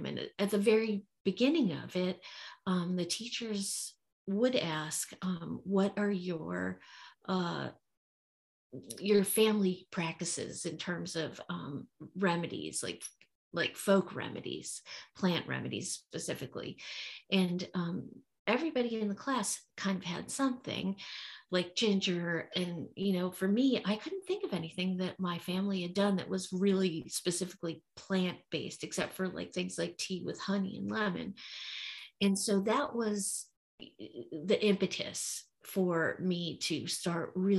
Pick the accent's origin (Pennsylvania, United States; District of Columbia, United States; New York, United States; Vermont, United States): Pennsylvania, United States; Philadelphia; I was growing up in Philadelphia